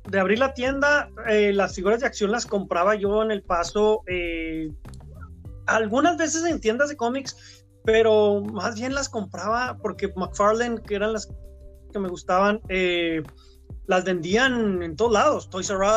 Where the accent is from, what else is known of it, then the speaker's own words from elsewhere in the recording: Ciudad Juárez, Chihuahua, Mexico; also born or lived in Mexico City / Monterrey / New York; Sí, o sea, yo este, soy pues de Ciudad Juárez, aunque nací en la Ciudad de México, me trajeron desde pequeñito a, Ciudad Juárez.